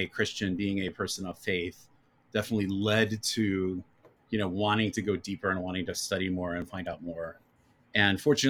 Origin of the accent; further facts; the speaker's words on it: Northern Kentucky, United States; moved away; I grew up in Northern Kentucky, which is part of the greater Cincinnati area.